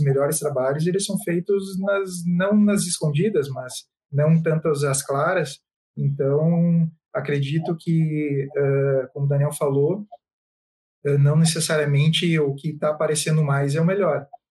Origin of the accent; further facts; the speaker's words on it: Santa Maria, Rio Grande do Sul, Brazil; moved away as an adult; now in Jaraguá do Sul, Brazil; eu nasci em Santa Maria, mas há, há uns sete anos atrás eu me mudei para Santa Catarina. Agora eu moro em Jaraguá do Sul